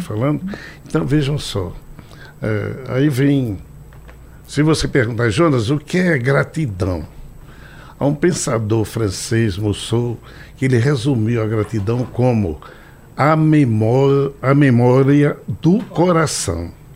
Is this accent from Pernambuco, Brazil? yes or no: yes; Recife, Pernambuco, Brazil; Sou pernambucano, recifense, com muito orgulho, é nordestino